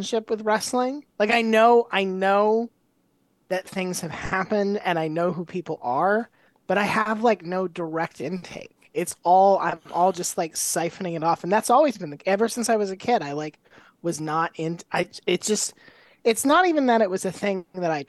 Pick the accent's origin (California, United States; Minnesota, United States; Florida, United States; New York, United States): Florida, United States; Tampa; I'm from Tampa, which is like wrestling nucleus